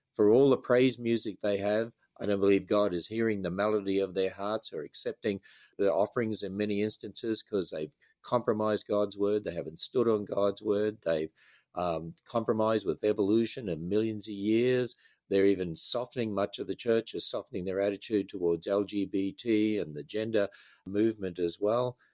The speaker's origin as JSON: {"language": "English", "country": "Australia", "moved": "as an adult", "lives_now": "United States", "said": "as an Australian"}